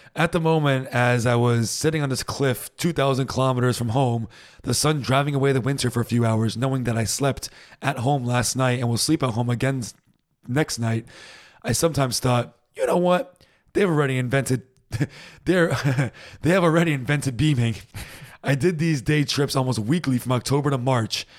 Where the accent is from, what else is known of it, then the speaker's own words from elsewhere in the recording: United States; now in Germany; I'm American